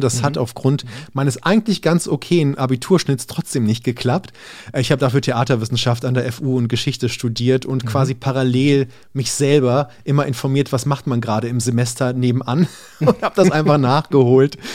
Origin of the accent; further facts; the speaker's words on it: Berlin, Germany; ich bin jetzt in Berlin aufgewachsen und hier alles Mögliche erlebt